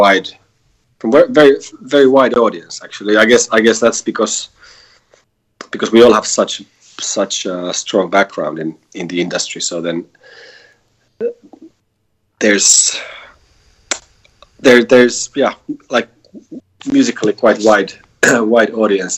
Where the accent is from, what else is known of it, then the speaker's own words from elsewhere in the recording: Helsinki, Uusimaa, Finland; we are four guys from Helsinki